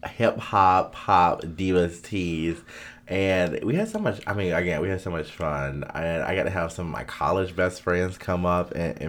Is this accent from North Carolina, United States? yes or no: yes; Durham, North Carolina, United States; I'm from East Durham now.